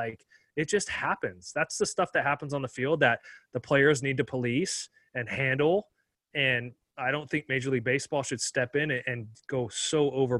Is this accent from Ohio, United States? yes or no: yes; Cincinnati, Ohio, United States; Cincinnati, my hometown my roots are planted